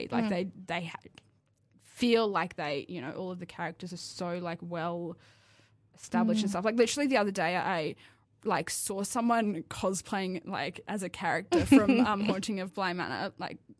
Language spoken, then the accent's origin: English; Wollongong, New South Wales, Australia; I didn't grow up in Sydney, I grew up in Wollongong